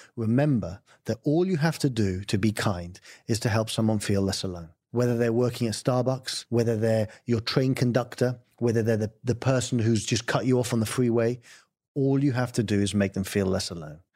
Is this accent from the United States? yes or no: no; England, United Kingdom; I'm English.